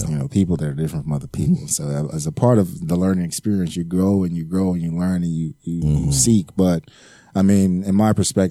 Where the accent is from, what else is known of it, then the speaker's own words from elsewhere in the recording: Oklahoma City, Oklahoma, United States; I grew up here in Oklahoma City